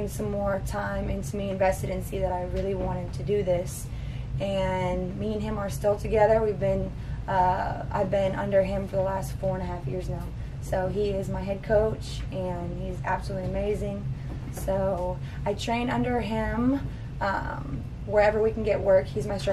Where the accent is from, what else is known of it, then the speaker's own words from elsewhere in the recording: Port Orange, Florida, United States; now in Jacksonville, United States; originally I am from Port Orange, Florida